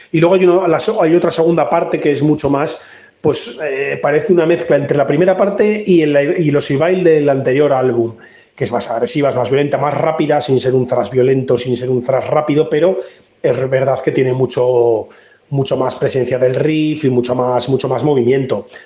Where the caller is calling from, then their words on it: Spain; de Metal Fever, desde aquí desde España